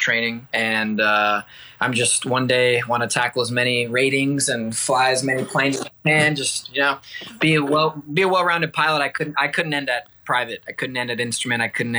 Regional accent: Columbus, Georgia, United States; also born or lived in Texas / Virginia; my dad was military, so I moved around Texas, Virginia, and then ended up mostly growing up in Columbus, Georgia, near Fort Benning, and made my way up to Nashville for college

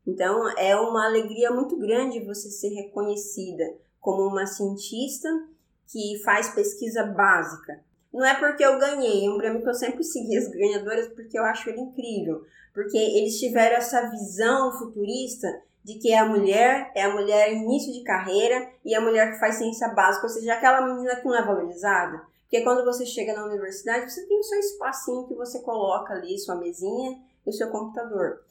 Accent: Olímpia, São Paulo, Brazil; also born or lived in São José do Rio Preto; Eu nasci em Olímpia, no interior de São Paulo

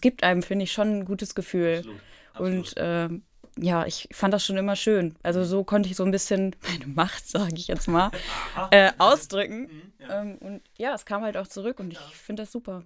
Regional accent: Herford, North Rhine-Westphalia, Germany; ich komme ja aus Herford und bin da auch geboren.

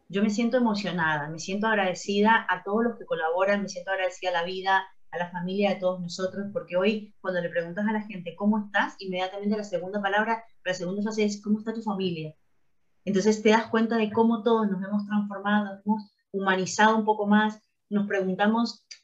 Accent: Argentina; now in Spain; nosotros somos argentinas y todo bien, pero en España

